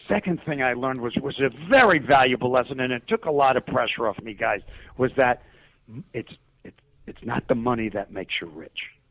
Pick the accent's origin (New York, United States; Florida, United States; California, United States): New York, United States; New York City; I came from New York City